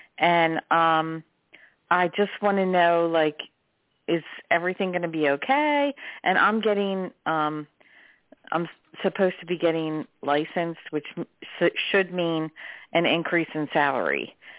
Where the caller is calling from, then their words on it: Delaware, United States; I'm calling from Delaware.